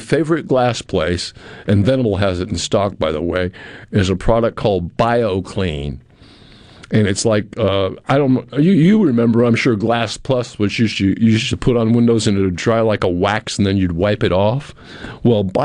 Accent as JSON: {"language": "English", "region": "New England", "country": "United States", "tie": "born or raised there", "moved": "yes", "said": "I grew up in New England where slabs were unheard of and not very many were used. But down here, I've lived on slabs two or three times"}